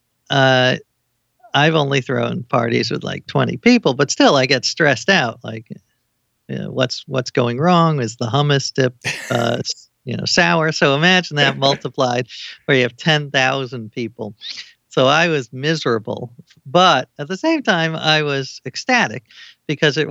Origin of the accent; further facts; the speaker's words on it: New York City, New York, United States; I grew up in New York City.